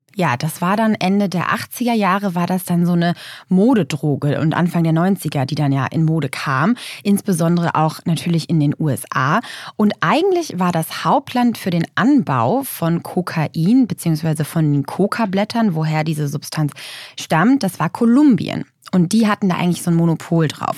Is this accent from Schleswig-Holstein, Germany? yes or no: yes; Lübeck, Schleswig-Holstein, Germany; in meiner Heimatstadt in Lübeck